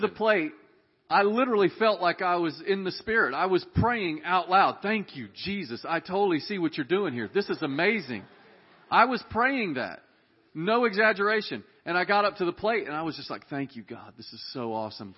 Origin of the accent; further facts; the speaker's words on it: Dallas, Texas, United States; We were raised in Dallas, Texas